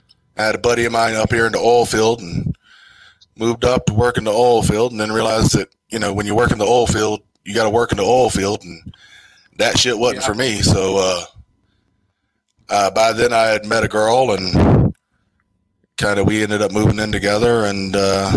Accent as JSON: {"language": "English", "region": "the South", "country": "United States", "said": "just from the South."}